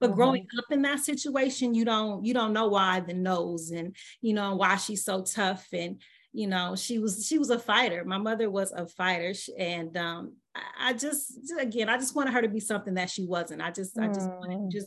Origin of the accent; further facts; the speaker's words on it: Los Angeles, California, United States; also born or lived in Michigan; I was actually born and raised in Los Angeles, California.